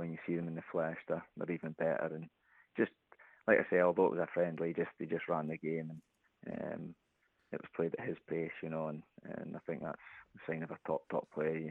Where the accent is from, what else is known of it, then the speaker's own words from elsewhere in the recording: Aberdeen, Scotland, United Kingdom; I came back to Aberdeen for the summer